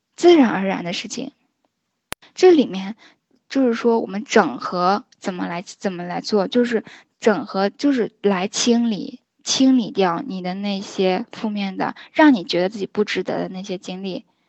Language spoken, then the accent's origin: Chinese; China; 我们中国人